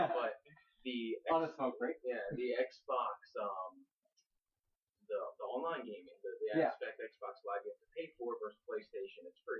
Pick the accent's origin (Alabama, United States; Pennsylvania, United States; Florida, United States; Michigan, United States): Pennsylvania, United States; Philadelphia; moved away as an adult; now in California, United States; born and raised in Philadelphia